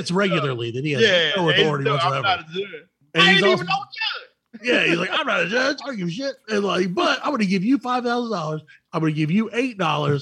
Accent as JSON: {"language": "English", "region": "the South", "country": "United States", "said": "we're from the South"}